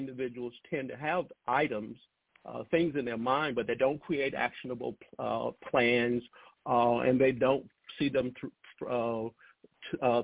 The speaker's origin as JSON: {"language": "English", "area": "Lowndes County", "region": "Alabama", "country": "United States", "tie": "born or raised there", "said": "where I grew up in Lowndes County, which sits between Selma and Montgomery, Alabama, a very rural area"}